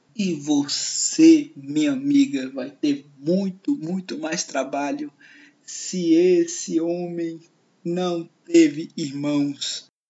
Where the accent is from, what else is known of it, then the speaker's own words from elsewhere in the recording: Fortaleza, Ceará, Brazil; Eu falo do Nordeste, do Ceará, de Fortaleza, vizinho ao bairro onde nasceu Tom Cavalcante, Montese, e olhando para a Serra de Maranguape, onde nasceu o nosso salvador Chico Anísio. Esse é o meu lugar.